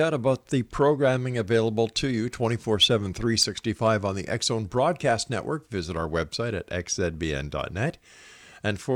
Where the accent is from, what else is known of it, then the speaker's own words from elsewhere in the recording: Montreal, Quebec, Canada; now in Hamilton, Canada; I moved to Ontario from Montreal, where I'm originally from